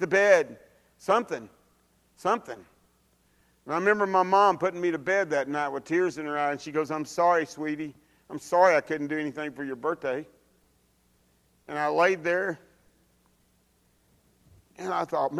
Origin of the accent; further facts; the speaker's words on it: Dallas, Texas, United States; I grew up in Oak Cliff, which is South Dallas